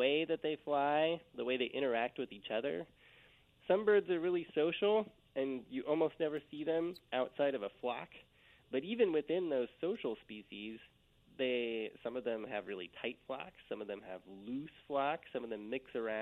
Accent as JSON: {"language": "English", "town": "Eugene", "region": "Oregon", "country": "United States", "tie": "born or raised there", "said": "Just outside of Eugene, Oregon"}